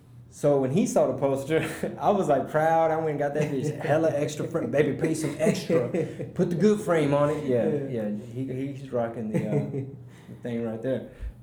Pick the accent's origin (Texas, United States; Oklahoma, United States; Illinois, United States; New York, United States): Texas, United States; Houston; Like, oh my God, I'm from Houston.